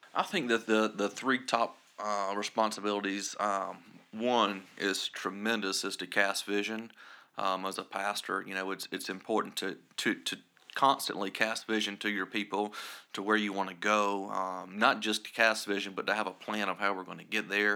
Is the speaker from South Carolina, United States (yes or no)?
yes; Scranton, South Carolina, United States; I'm from Scranton, South Carolina, and, uh, we have a total of about eight hundred people there.